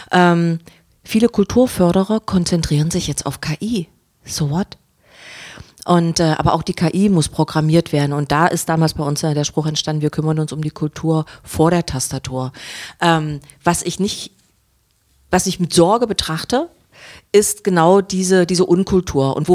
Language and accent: German; Saxony-Anhalt, Germany; born there; 1980. Geboren äh, auf einem Dorf von Magdeburg. Äh, von, von Bernburg als Försterkind